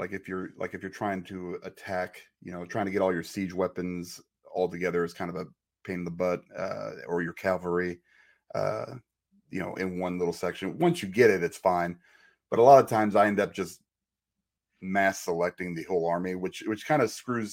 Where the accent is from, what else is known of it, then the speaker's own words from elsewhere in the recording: Chicago, Illinois, United States; moved away; I'm from Chicago